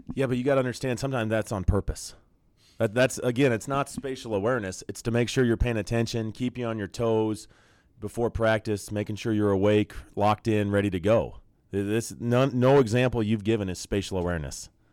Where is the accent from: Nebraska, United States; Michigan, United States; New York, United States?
Nebraska, United States; growing up in Nebraska in the nineties, I was an outlier